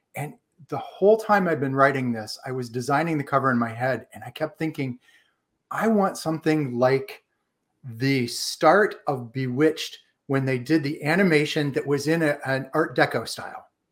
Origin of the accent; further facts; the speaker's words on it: Ohio, United States; moved away as an adult; also born or lived in Washington, D.C.; I am from Ohio.